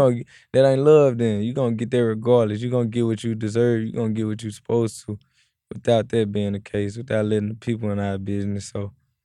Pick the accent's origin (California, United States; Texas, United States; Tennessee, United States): Tennessee, United States; Memphis; At the end of the day, when you're growing up in Memphis, it's either like when you're rapping, you either gonna sign the … or you either gonna sign the ….